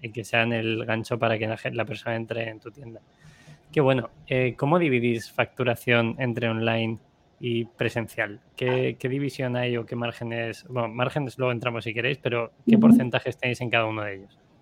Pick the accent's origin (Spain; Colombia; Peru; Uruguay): Spain; Segovia, Castile and León; yo soy de Segovia